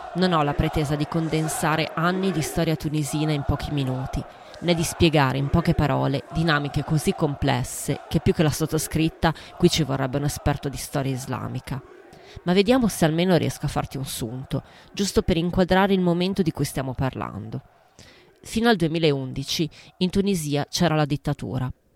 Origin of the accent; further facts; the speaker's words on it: northern Milan hinterland, Lombardy, Italy; Io, che sono di Milano Nord, per dire, a Giambellino forse non ci sono neanche mai stata